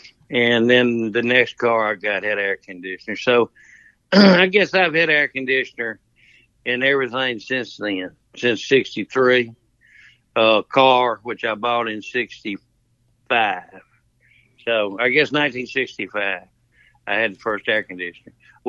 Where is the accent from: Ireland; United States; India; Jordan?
United States; Mississippi; So that's where we came in together because we're both from the Tupelo, Pontotoc area, Taco Polo.